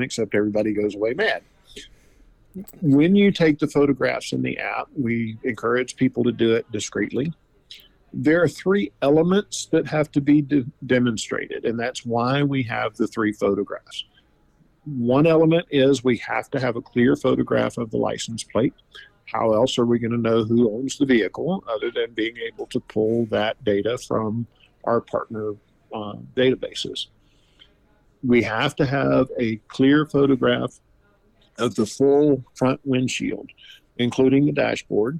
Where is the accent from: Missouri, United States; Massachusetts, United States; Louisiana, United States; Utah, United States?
Louisiana, United States; moved away; I'm originally from Louisiana